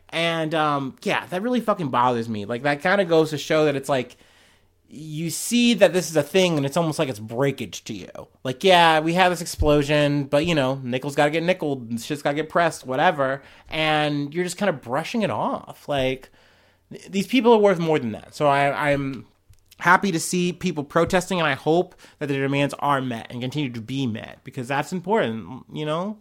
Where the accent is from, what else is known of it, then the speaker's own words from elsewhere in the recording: United States; I'm an American